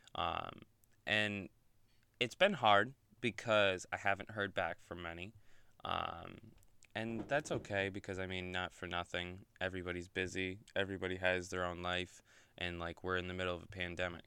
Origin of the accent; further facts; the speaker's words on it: Oneida, New York, United States; I grew up right outside of Oneida